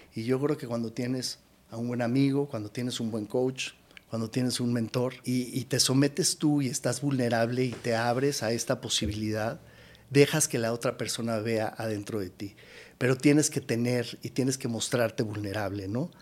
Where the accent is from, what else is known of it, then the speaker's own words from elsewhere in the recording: Mexico; moved away as an adult; also born or lived in United States; siendo un mexicano que vivió en Estados Unidos